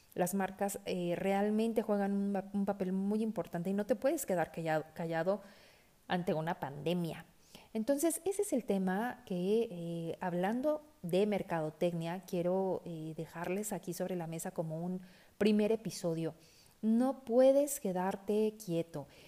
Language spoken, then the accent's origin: Spanish; Mexico City, Mexico; moved away as an adult; now in Guadalajara, Mexico; Soy una chilanga viviendo en Guadalajara desde hace 10 años